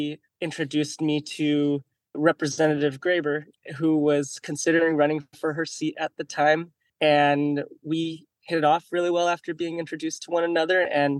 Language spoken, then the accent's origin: English; Estacada, Oregon, United States; I grew up out in what I consider quasi-rural Oregon. I grew up around Estacada, and so I was close enough to the metro to still make it into town and whatnot. But I grew up out there with a third-generation Chinese-American father